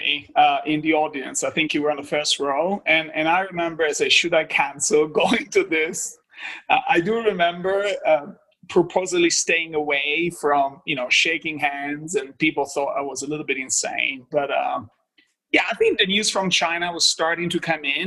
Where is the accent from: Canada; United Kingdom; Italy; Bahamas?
Italy; Apulia; moved away as an adult; now in Boston, United States; I was born in a, you know, small town, large village in Puglia, which is the heel of the boot, so southeast